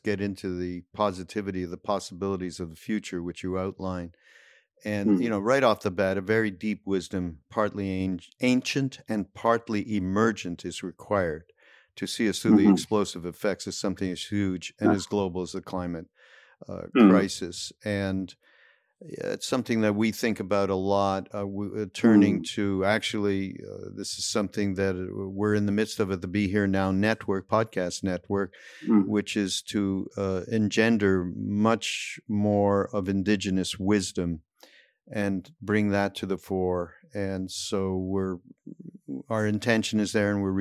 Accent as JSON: {"language": "English", "town": "Montreal", "region": "Quebec", "country": "Canada", "moved": "yes", "lives_now": "California, United States", "said": "I'm from Montreal"}